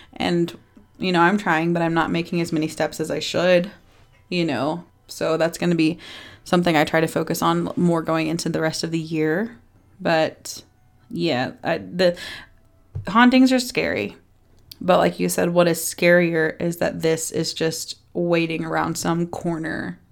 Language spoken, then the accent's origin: English; Texas, United States; I'm from Texas